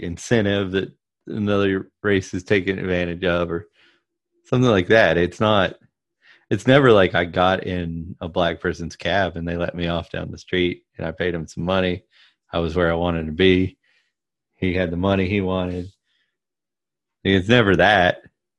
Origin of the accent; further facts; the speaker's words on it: the South, United States; But I grew up in the South in a right family, a right-leaning family.